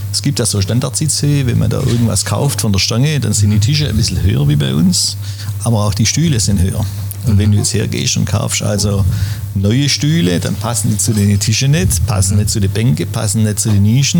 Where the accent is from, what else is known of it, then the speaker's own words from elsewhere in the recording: Schwäbisch Gmünd, Baden-Württemberg, Germany; in der Wohnung bin ich aufgewachsen und hier auf dem Platz groß geworden